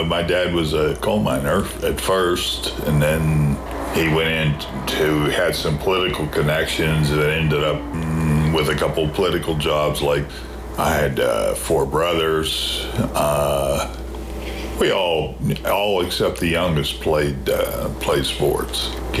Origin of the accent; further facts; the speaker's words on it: Burgettstown, Pennsylvania, United States; moved away; also born or lived in Washington, Pennsylvania / Charlottesville, Virginia; In Burgettstown, Pennsylvania. small town. Didn't have a stoplight at that time, but it does have one now.